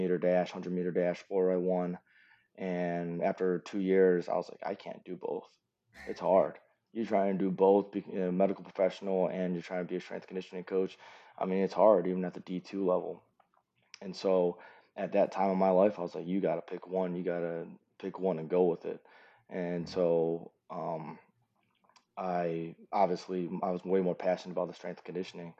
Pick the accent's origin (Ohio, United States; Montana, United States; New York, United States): Ohio, United States; Cleveland; moved away as an adult; I'm originally from Cleveland, Ohio